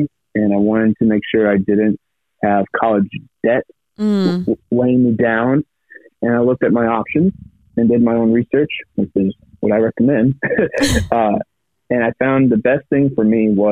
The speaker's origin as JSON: {"language": "English", "town": "Quincy", "region": "Illinois", "country": "United States", "tie": "born or raised there", "said": "I was born and raised in Quincy, Illinois, which is right on the Mississippi River."}